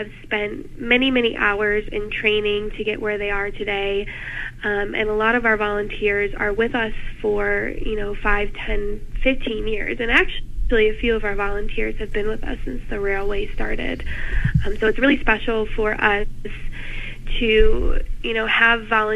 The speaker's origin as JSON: {"language": "English", "region": "Michigan", "country": "United States", "moved": "as an adult", "lives_now": "Ohio, United States", "said": "I'm originally from Michigan"}